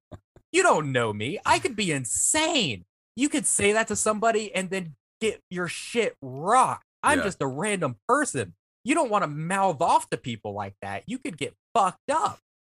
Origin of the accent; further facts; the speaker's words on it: Vancouver, British Columbia, Canada; But listen, I'm from Vancouver.